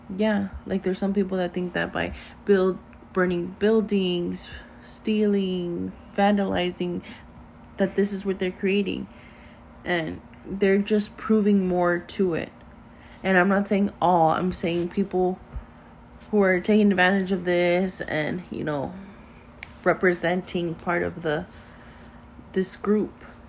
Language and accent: English; United States; I was born here in America. I am half Mexican. I am half American